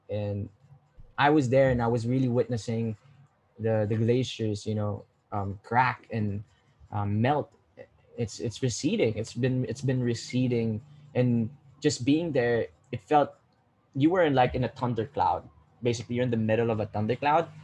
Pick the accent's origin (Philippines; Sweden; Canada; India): Philippines; me as a Filipino